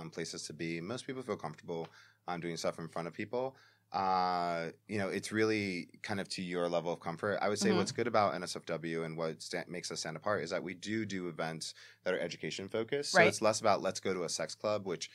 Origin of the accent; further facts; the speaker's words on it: New York City, New York, United States; I'm Puerto Rican. I'm from the Bronx